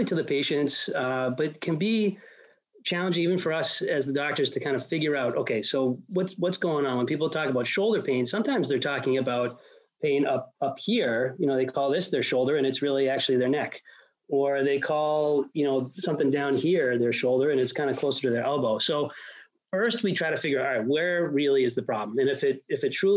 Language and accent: English; Worcester, Massachusetts, United States; also born or lived in Ithaca, New York / Boston / Rochester, Minnesota / Brooklyn, New York; I'm from Worcester. I grew up here.